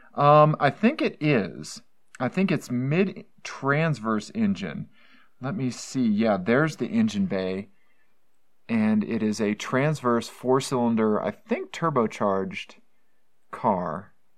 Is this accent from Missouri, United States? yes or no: yes; Missouri, United States; also born or lived in Johnson County, Kansas; I'm from Missouri